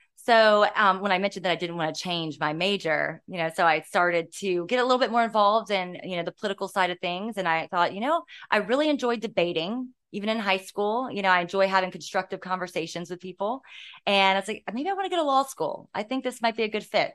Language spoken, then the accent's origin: English; Virginia Beach, Virginia, United States; I grew up here. I went to Bayside Elementary School